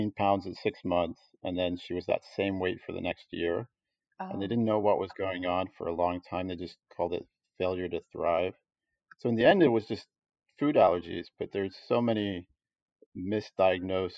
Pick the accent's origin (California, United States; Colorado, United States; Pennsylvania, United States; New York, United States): Pennsylvania, United States; Pittsburgh; moved away as an adult; also born or lived in England; now in Northern Virginia, United States; I was born in England, grew up there for almost 9 years before moving to Pittsburgh